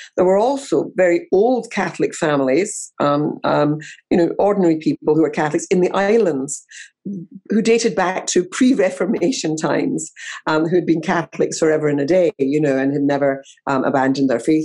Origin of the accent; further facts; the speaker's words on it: Scotland, United Kingdom; growing up in Scotland